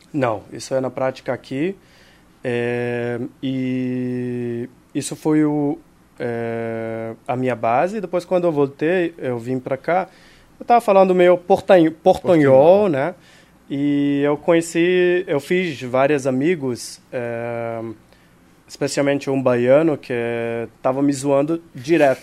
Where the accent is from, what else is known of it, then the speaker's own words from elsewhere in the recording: Israel; Portuguese is a second language; now in Rio de Janeiro, Brazil; Eu nasci em Israel